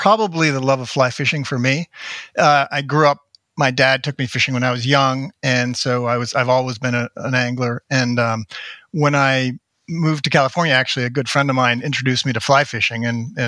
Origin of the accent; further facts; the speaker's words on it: Toronto, Ontario, Canada; also born or lived in Montreal; now in United States; Born in Montreal, but grew up in Toronto.